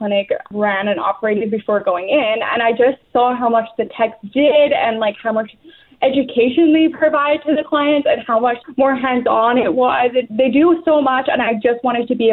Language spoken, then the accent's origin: English; England, United Kingdom; born or raised there; also born or lived in Weyburn, Saskatchewan; now in Canada